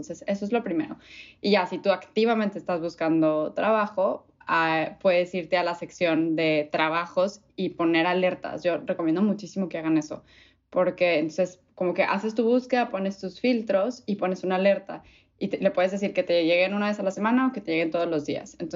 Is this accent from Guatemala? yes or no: no; Mexico City, Mexico; born there; Eh, nací en la Ciudad de México, pero me considero regia de corazón.